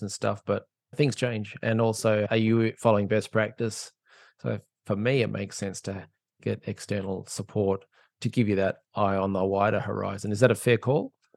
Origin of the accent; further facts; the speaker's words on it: Australia; I'm an Aussie